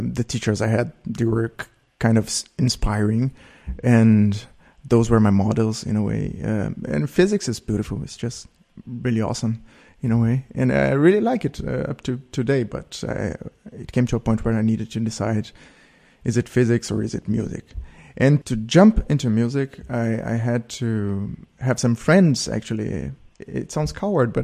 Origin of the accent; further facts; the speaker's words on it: Porto Alegre, Rio Grande do Sul, Brazil; moved away; also born or lived in Belo Horizonte, Brazil; I spent almost all my life in the south of Brazil, in a city called Porto Alegre